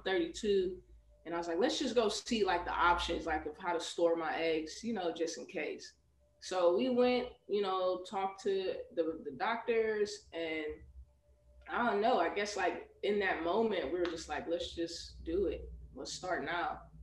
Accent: Chicago, Illinois, United States; now in Houston, United States; I grew up in Chicago

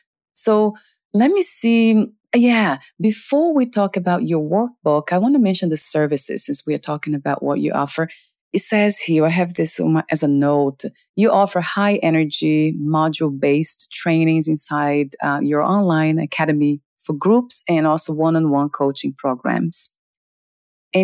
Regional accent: Portugal; accent: Portuguese; English is a second language; My Portuguese accent.

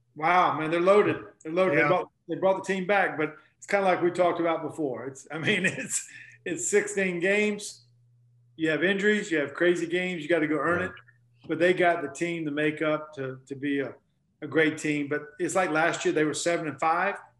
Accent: North Carolina, United States; I grew up basketball player in North Carolina

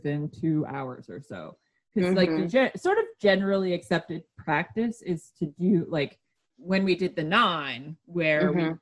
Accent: Detroit, Michigan, United States; I'm from the Detroit area

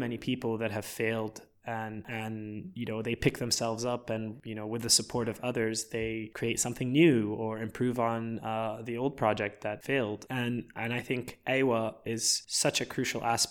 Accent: Lebanon; my father is Lebanese and I was born in Lebanon

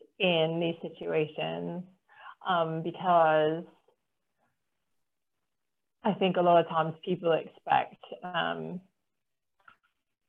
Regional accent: United States; moved away as an adult; now in Cornwall, United Kingdom; I am still American

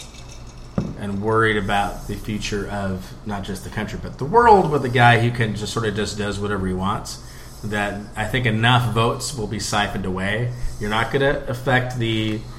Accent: United States; being an American overseas

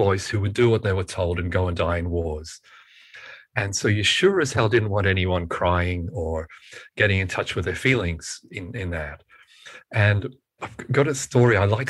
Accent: United Kingdom; born there; And I was born in Britain, in the UK

